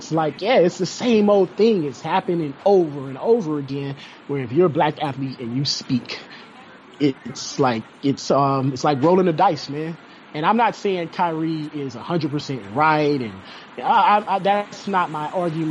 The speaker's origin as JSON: {"language": "English", "town": "Cleveland", "region": "Ohio", "country": "United States", "said": "I'm from Cleveland, and Cleveland is a very segregated city."}